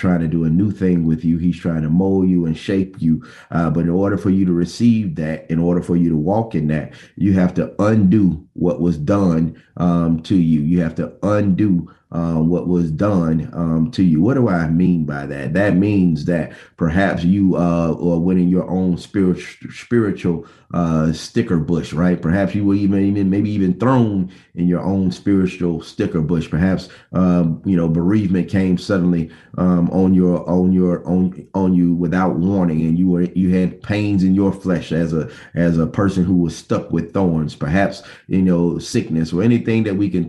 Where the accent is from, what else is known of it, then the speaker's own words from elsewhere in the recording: Bessemer, Alabama, United States; When I was a student, young man growing up in Bessemer, Alabama